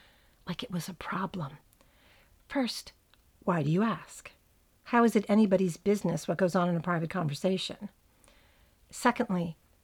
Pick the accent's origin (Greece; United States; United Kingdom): Greece; Greeks roll our R's and make the huffy H sound